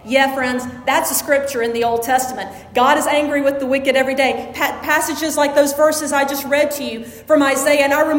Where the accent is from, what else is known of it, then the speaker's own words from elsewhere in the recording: Jackson, Mississippi, United States; When I was growing up in Jackson